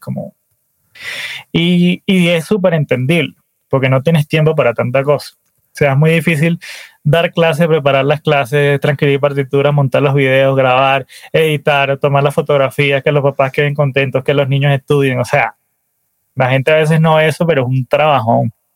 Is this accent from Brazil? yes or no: no; Valencia, Carabobo, Venezuela; moved away as an adult; now in Colombia; yo nací en Valencia, Venezuela